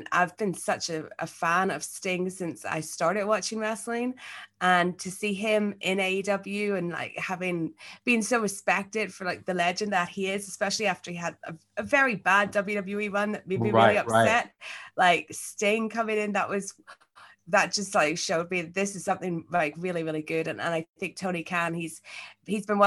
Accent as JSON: {"language": "English", "town": "Belfast", "region": "Northern Ireland", "country": "United Kingdom", "accent": "Belfast", "moved": "yes", "lives_now": "London, United Kingdom", "said": "I'm from Belfast, but I live in London"}